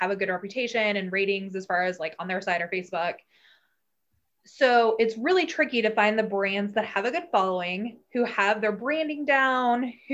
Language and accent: English; Kansas City, Missouri, United States; I grew up in Kansas City, obviously, in the Northland